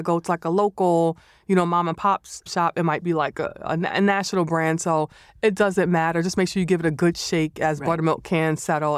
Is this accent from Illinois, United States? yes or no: no; New York City, New York, United States; my recipe style is more or less growing up in the Bronx